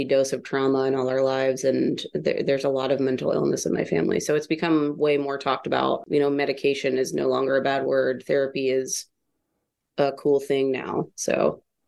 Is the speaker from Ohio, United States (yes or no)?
yes; Newcastle, Ohio, United States; also born or lived in Columbus, Ohio; I grew up on an 80-acre farm in this place called Newcastle, Ohio